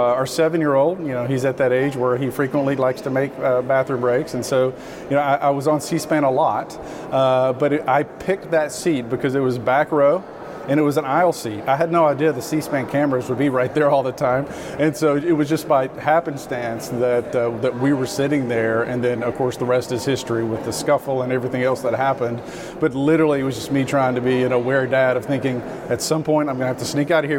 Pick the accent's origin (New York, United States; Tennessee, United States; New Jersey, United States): Tennessee, United States; Franklin; a native of Tennessee, and I grew up in Franklin